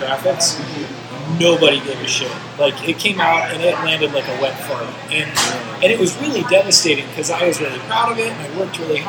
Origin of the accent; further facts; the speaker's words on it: Bay Area, California, United States; I grew up in the Bay Area